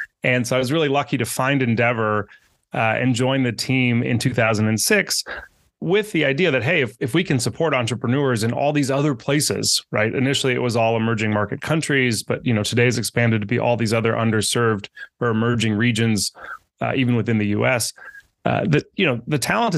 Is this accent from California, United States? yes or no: yes; Northern California, United States; also born or lived in Argentina; I grew up in Northern California, very close to Silicon Valley.